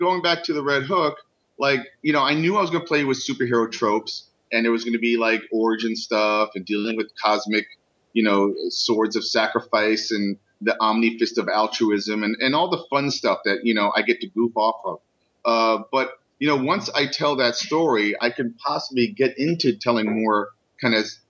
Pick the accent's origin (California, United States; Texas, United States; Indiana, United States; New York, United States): New York, United States; New York City; also born or lived in Brooklyn; I was born and raised in the Upper West Side of Manhattan, I moved here to Brooklyn over 19 years ago